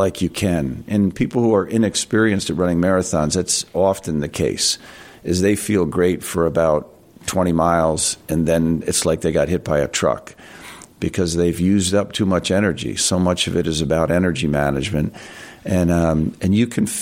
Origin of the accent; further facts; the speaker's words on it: Voorheesville, New York, United States; I grew up in Voorheesville